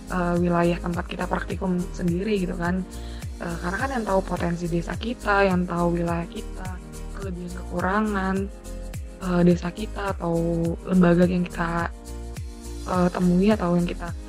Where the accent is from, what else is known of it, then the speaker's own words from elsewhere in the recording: East Kalimantan, Indonesia; kebetulan aku dari Kalimantan Timur kalau yang belum tahu hai teman-teman Kalimantan Timur